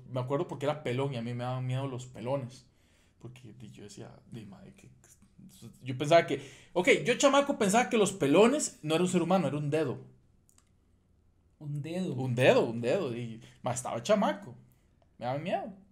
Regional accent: Costa Rica; yo soy tico

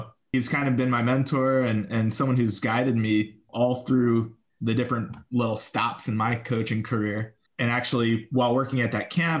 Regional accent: New York City, New York, United States; I grew up born and raised in New York City.

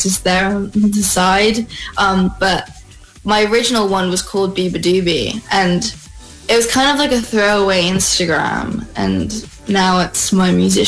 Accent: Philippines; Both my parents are from Philippines. My dad's from Marinduque

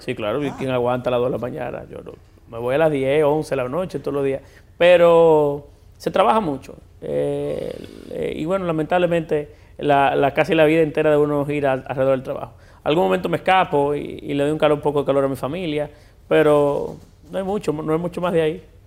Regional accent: Puerto Plata, Dominican Republic; moved away as an adult; now in Santo Domingo, Dominican Republic; yo siempre seguiré siendo puertoplateño. Eh, yo nací, yo crecí allí

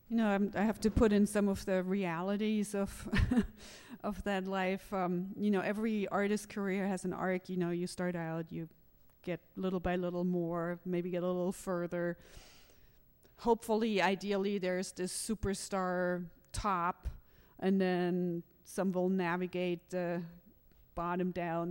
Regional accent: Germany; moved away as an adult; I grew up in Germany

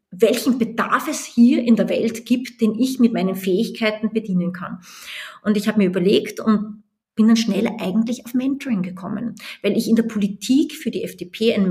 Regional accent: Austria; moved away; als ich nach Deutschland gegangen bin aus Österreich, als ich nach Amerika gegangen bin, als ich nach Indien gegangen bin.

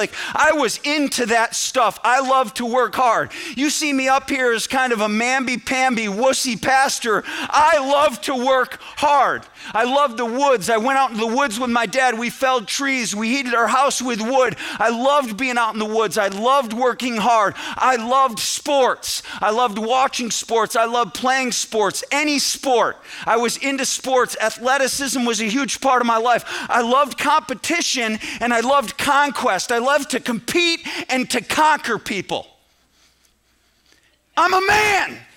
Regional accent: central New York, United States; I grew up in New York, central New York, but that's 6 hours from New York City

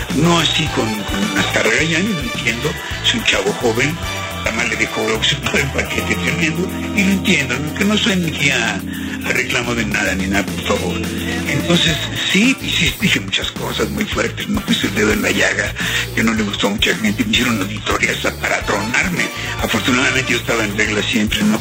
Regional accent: Mexico City, Mexico; Soy de Feño, soy de la Corona Obrera. Soy ñero venido más

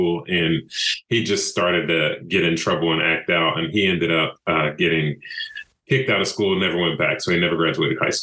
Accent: Brevard, North Carolina, United States; also born or lived in Greensboro, North Carolina / Purdue University, Indiana; I'm from Western North Carolina, a small town called Brevard

